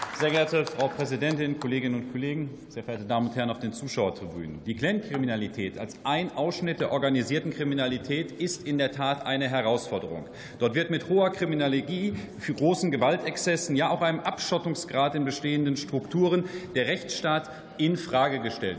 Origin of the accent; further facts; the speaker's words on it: Germany; bei uns in Deutschland